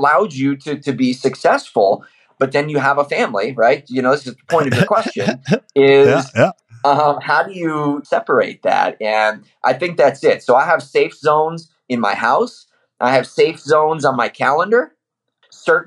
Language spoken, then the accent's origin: English; Iowa, United States; moved away; I'm from Iowa originally